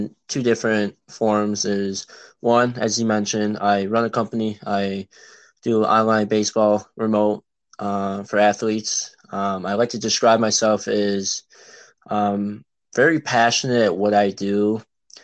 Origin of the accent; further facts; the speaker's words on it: Illinois suburbs, United States; I'm from Illinois in the suburbs, and I've been here, you know, all my life, and that's currently where I'm